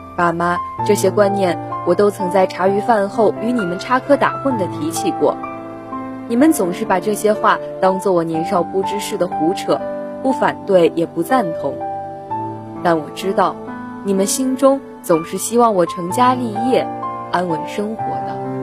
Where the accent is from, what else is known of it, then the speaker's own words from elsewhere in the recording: Suzhou, Jiangsu, China; moved away as an adult; now in Nanjing, China; 来自江苏苏州，我在南京大学，距离我的家乡二百五十一公里